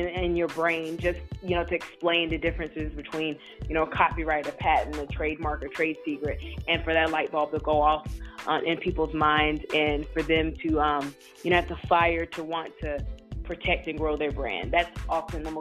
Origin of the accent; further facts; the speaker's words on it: North Carolina, United States; moved away; I'm from North Carolina originally